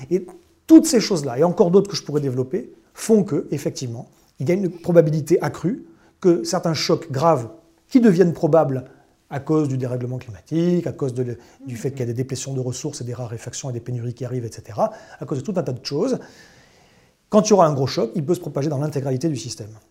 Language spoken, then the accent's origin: French; Bordeaux, Nouvelle-Aquitaine, France; moved away; je suis bordelais à l'origine